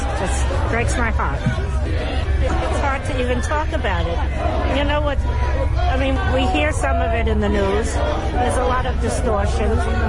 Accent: New York City, New York, United States; I live on the Upper West Side. I was born in Brooklyn.

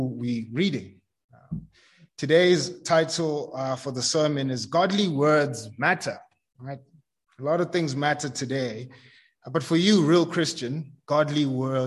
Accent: Tembisa, Gauteng, South Africa; I grew up in Tembisa. It's a township just across the highway.

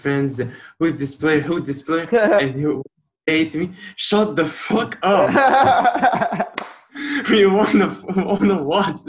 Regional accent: Cairo, Cairo Governorate, Egypt; I'm from Cairo, Egypt. 16 years old

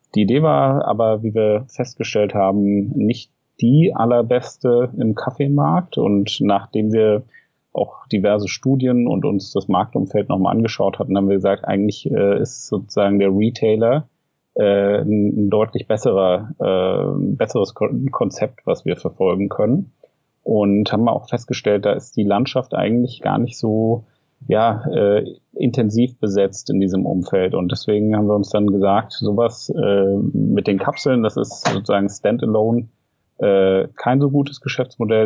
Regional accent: Frankfurt, Hesse, Germany; also born or lived in Tübingen / Berlin; Ich komme ursprünglich aus Frankfurt

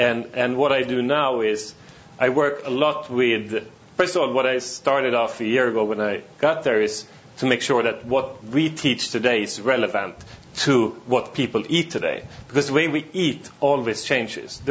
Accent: Sweden; moved away as an adult; also born or lived in China / Australia / Singapore; I was born in Sweden, grew up there

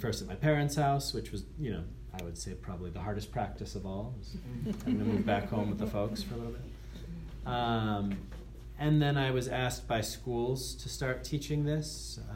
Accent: Andover, Massachusetts, United States; I'm from Andover, Mass.

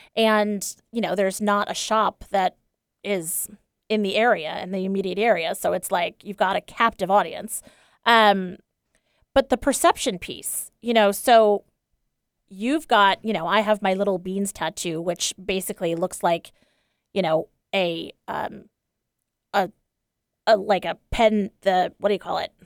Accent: East Coast, United States; moved away; I grew up on the East Coast in a pretty, uh, you know, upper middle class, white and uptight family

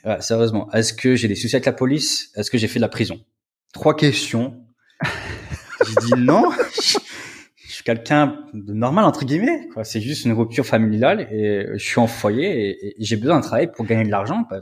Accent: Metz, Grand Est, France; moved away as an adult; now in Poland; je suis originaire de Metz.

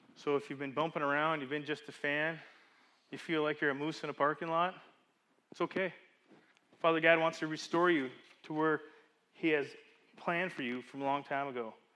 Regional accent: Calgary, Alberta, Canada; moved away; we're at the Market Mall parking lot in the middle of Calgary, Alberta, where I grew up

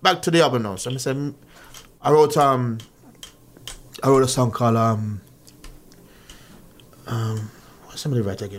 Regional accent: Kingston, Jamaica; growing up in Jamaica, going to church

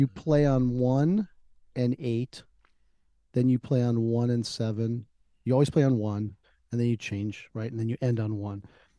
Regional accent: Albuquerque, New Mexico, United States; now in Huntsville, United States; I was born there. We spent about 10 minutes there before my father was transferred out to Albuquerque.

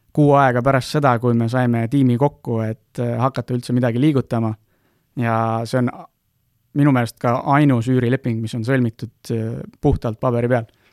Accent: Estonia; me oleme Eestist pärit, meil on siin lihtne nagu toimetada

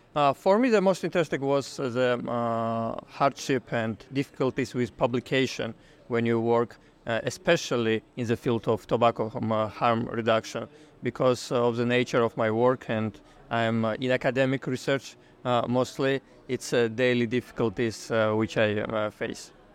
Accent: Georgia; I'm from Georgia.

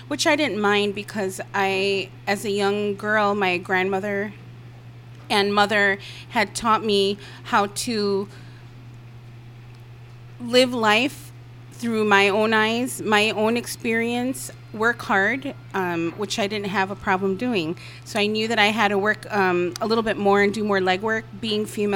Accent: Chicago, Illinois, United States; born and raised in Chicago

